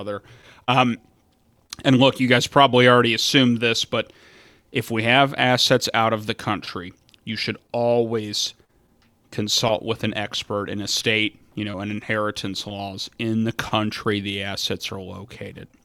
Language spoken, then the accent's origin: English; Fort Thomas, Kentucky, United States; now in Ohio, United States; the home that I grew up in in Fort Thomas, Kentucky